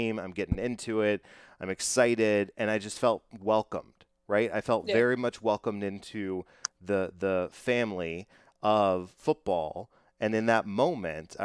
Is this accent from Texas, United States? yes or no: yes; Texas, United States; I'm from Texas